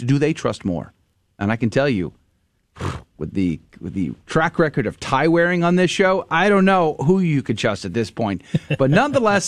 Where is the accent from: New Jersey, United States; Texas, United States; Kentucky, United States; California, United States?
Texas, United States; San Antonio; I went to high school there